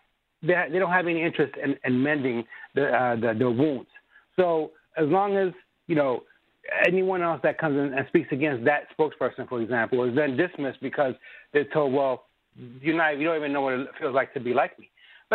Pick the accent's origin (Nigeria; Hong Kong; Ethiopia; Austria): Ethiopia; moved away; I come from Ethiopia